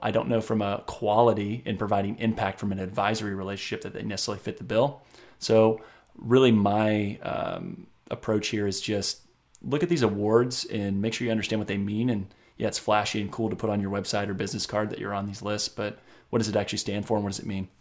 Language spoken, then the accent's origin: English; Indiana, United States; my home state of Indiana